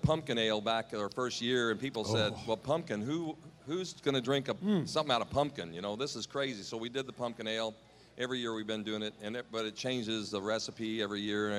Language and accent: English; Louisville, Kentucky, United States; my hometown, Louisville, Kentucky.